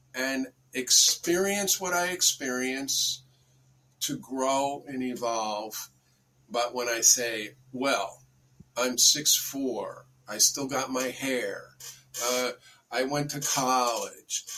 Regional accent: Bedford, New York, United States; I grew up in Bedford, New York

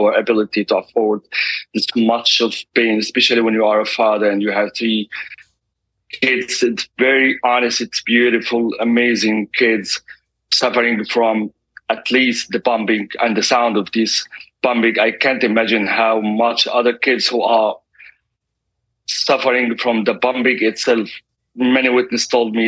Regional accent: Gaza City, Gaza Strip, Palestine; also born or lived in Beit Daras; I'm also from Gaza City, so I'm here as a displaced family. I'm a refugee. Originally from a town, it's called Beit Daras.

